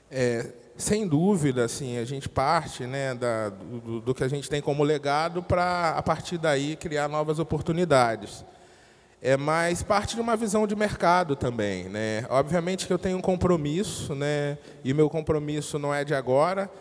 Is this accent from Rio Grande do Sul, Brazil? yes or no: no; Rio de Janeiro, Brazil; Eu venho de uma periferia do Rio de Janeiro, né, de uma família que é grande